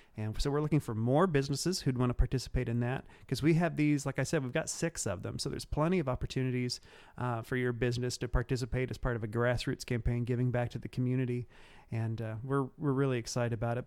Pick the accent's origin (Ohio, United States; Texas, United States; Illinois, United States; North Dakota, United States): Illinois, United States; Cumberland County; moved away; I am from the, uh, the backwoods of Cumberland County, Illinois. I actually grew up between two small towns, uh, and they are Neoga and Toledo.